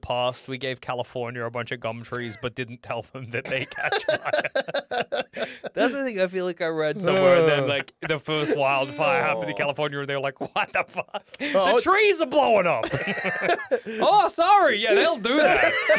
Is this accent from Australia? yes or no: yes; Australia